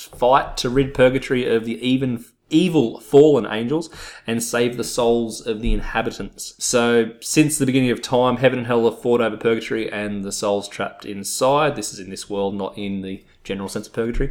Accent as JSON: {"language": "English", "country": "Australia", "said": "being Australian, we say it quickly"}